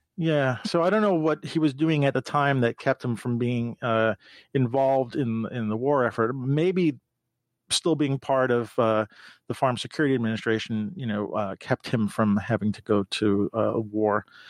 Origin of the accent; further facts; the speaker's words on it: New York, United States; I grew up in New York